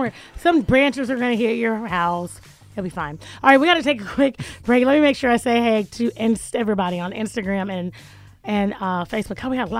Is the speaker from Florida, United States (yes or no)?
yes; Jacksonville, Florida, United States; moved away; I'm from Jacksonville. Like, we grew up.